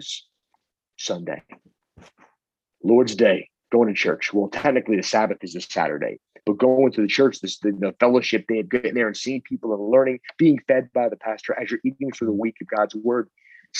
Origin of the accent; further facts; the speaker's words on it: Long Island, New York, United States; I'm from Long Island.